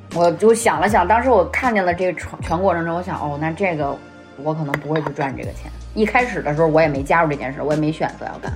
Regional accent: Beijing, China; accent: Beijing accent; 我们的北京腔儿

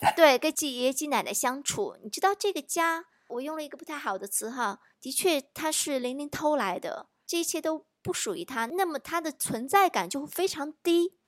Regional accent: China; 我们中国人多重视教育啊

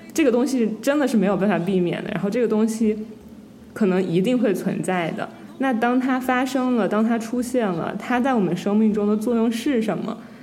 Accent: Wuhan, Hubei, China; moved away as an adult; now in United States; 我作为一个武汉人

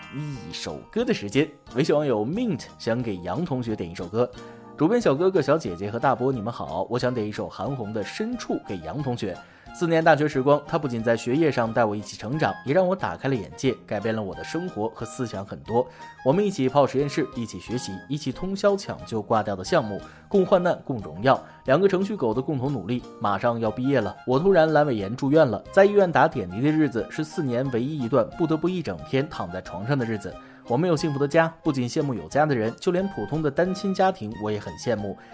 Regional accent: China; 我们中国人

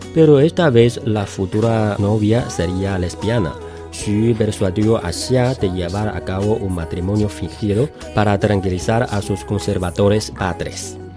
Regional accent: China

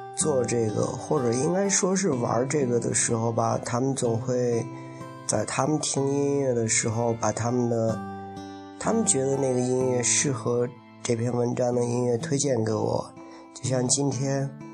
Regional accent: Lingbao, Henan, China; accent: Lingbao dialect; 因为我来自河南灵宝，我用我们家乡的灵宝话给他念了一段儿

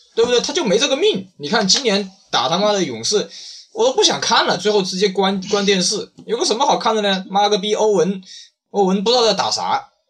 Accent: China; 我们中国人

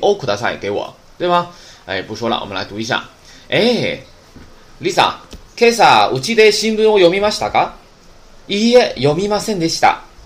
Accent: Northeast China, China; accent: Northeastern Mandarin; 我是东北话授课

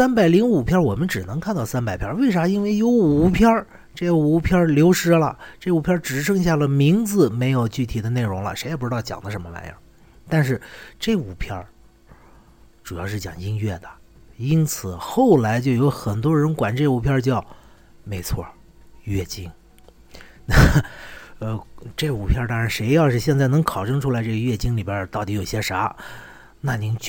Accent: China; 我们中国人是太过于依赖老师了

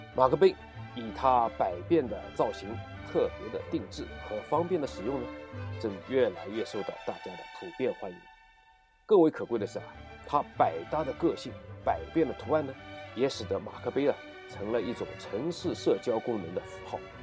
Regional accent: China; 回到我们的故乡 在中国

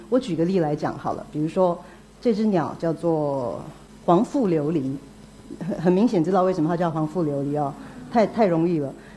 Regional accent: Taiwan; 我是台湾来的

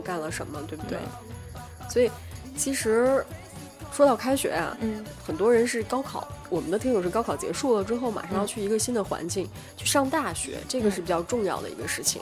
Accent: Northeast China, China; moved away as an adult; also born or lived in Shandong; 然后我是东北的

